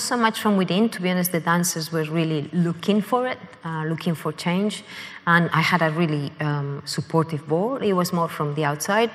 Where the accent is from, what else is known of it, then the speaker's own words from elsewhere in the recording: Madrid, Community of Madrid, Spain; moved away as an adult; also born or lived in Canada; now in London, United Kingdom; growing up in Spain, I had been born in Canada